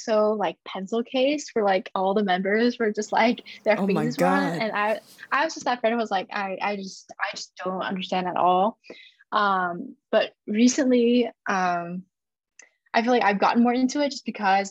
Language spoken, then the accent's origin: English; United States; first language Chinese; when my parents came to the US, they really wanted like their kids, like me and my brother, to assimilate as best as we can